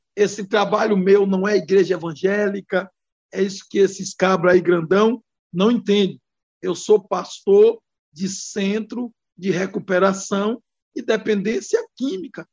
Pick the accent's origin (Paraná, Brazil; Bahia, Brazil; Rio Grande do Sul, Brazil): Bahia, Brazil; also born or lived in Brasília; venho da Bahia